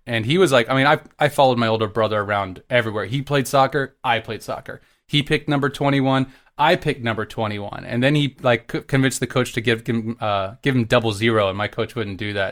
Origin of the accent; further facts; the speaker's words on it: Dallas, Texas, United States; also born or lived in Galveston, Texas; I grew up my whole life in Texas. I was born in Galveston